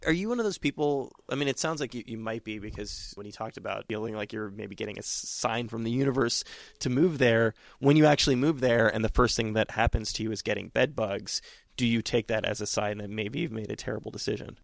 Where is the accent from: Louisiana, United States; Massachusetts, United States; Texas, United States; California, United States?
California, United States; now in New York, United States; I'm from California originally